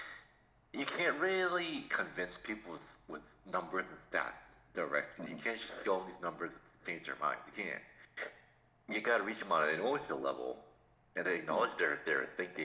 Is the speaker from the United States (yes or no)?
yes; Massachusetts, United States; since I was raised in Massachusetts